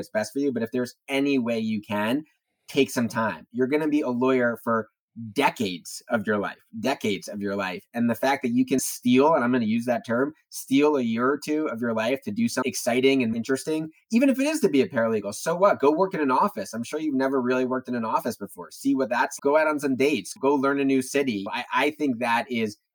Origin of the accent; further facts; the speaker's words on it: New Jersey, United States; moved away; from my home state, the Garden State